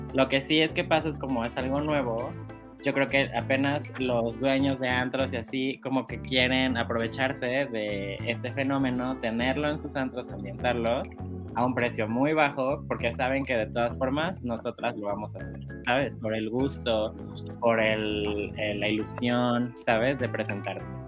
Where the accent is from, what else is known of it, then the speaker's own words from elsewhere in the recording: Cancún, Quintana Roo, Mexico; Soy de Cancún